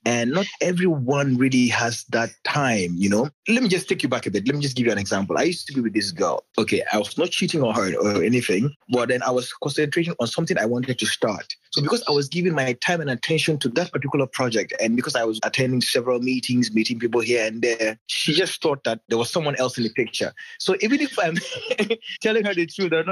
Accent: Gambia; I am from the Gambia

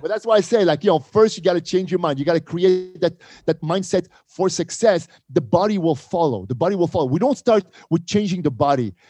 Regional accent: Montreal, Quebec, Canada; moved away; also born or lived in Casablanca, Morocco; We moved to Montreal, Canada, uh, Montreal, Quebec. And this is where, you know, I grew up.

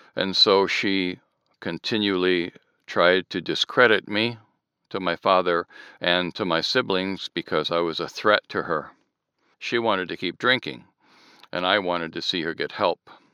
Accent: Southern California, United States; born or raised there; also born or lived in Michigan

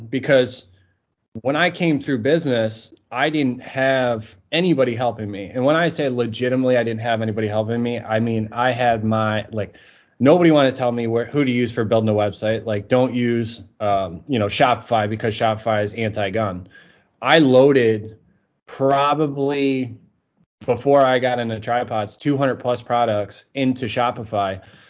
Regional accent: Massachusetts, United States; Yeah, so originally I lived in Massachusetts. I was kind of moved all over the place.

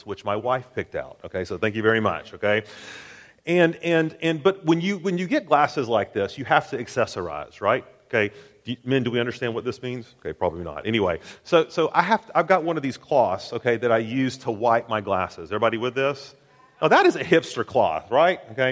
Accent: Tennessee, United States; I'm from Tennessee

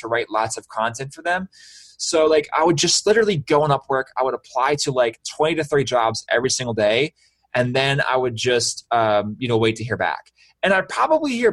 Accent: Baltimore, Maryland, United States; I'm from Baltimore

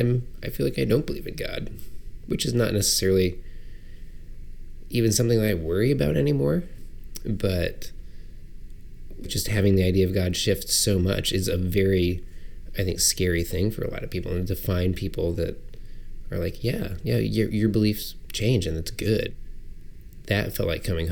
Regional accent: Illinois, United States; moved away; back home, where I grew up in Illinois

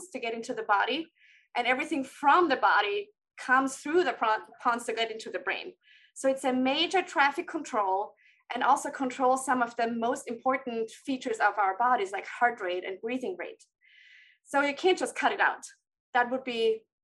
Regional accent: Austria; moved away; I'm from Austria and trained there first before training again

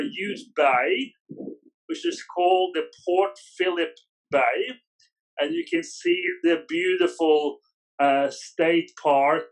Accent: Norway; moved away as an adult; now in Australia; I'm actually Norwegian. I moved here with my first wife in 1996

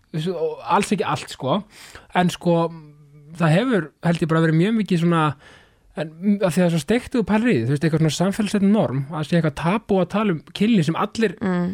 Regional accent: Keflavík, Southern Peninsula, Iceland; ég er keflingingu sko, ég er ekki suðunisja

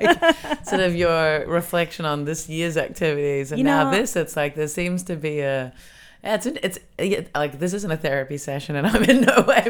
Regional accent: Australia; now in Berlin, Germany; as an Australian

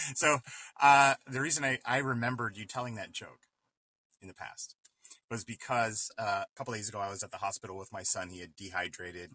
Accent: East Coast, United States; moved away; also born or lived in Midwest; I grew up in the East Coast

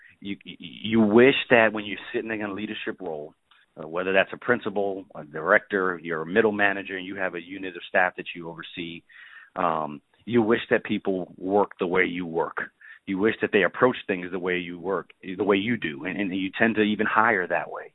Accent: New York City, New York, United States; also born or lived in North Carolina / Arkansas; now in Orlando, United States; I'm originally from the Bronx in New York City.

